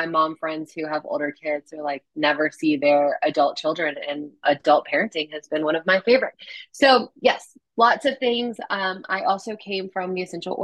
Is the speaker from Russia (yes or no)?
no; U.S. Virgin Islands; born or raised there; moved away